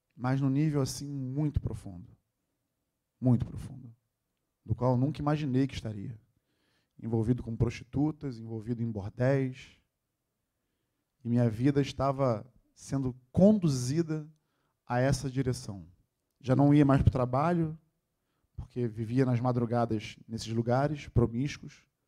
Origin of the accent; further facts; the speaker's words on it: Rio de Janeiro, Brazil; Nascido e criado na Tijuca